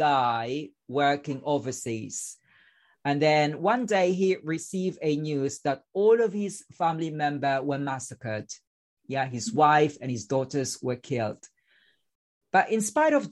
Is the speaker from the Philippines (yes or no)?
yes; Philippines; English is a second language; moved away; because I spent my childhood in a slum in the Philippines.